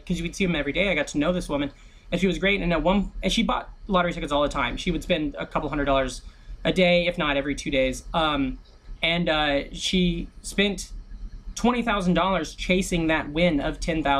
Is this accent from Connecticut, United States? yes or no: no; Iowa, United States; moved away as an adult; now in New York, United States; I'm from Iowa, and when I was going to college at Iowa State University